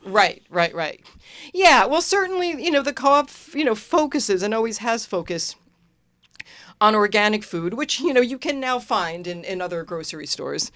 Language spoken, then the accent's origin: English; Long Island, New York, United States; moved away as an adult; also born or lived in Santa Cruz, California; now in Willimantic, United States; I grew up in New York